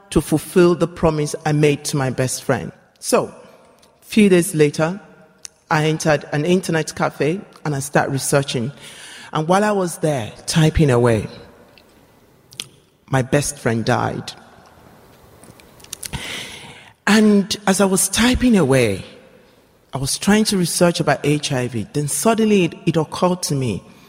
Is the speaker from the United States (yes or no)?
no; Nigeria; I come from Nigeria